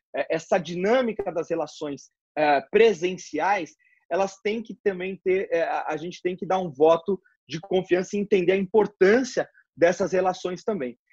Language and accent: Portuguese; Brazil; como brasileiro